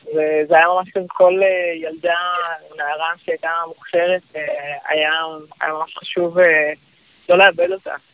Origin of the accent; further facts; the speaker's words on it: Northern Israel, Israel; אני מהצפון במקור